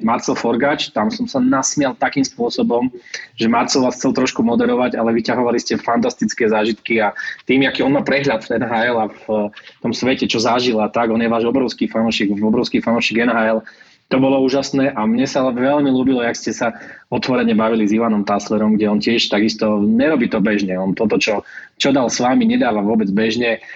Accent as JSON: {"language": "Slovak", "town": "Michalovce", "region": "Košice Region", "country": "Slovakia", "moved": "yes", "lives_now": "Bratislava, Slovakia", "said": "v občianskom mám už Bratislavu, ale pochádzam z Michiganu, z Michaloviec"}